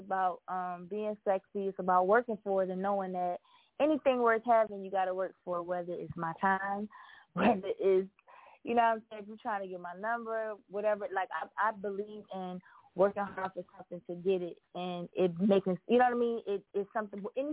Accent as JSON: {"language": "English", "town": "Philadelphia", "region": "Pennsylvania", "country": "United States", "tie": "born or raised there", "also_born_or_lived": "Atlanta / Milwaukee", "moved": "yes", "said": "I was born and raised in Philly"}